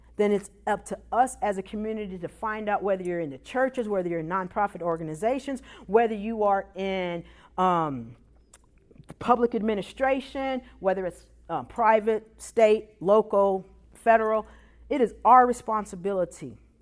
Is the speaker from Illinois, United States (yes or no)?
yes; Chicago, Illinois, United States; also born or lived in Iowa; now in Memphis, United States; I'm originally from Chicago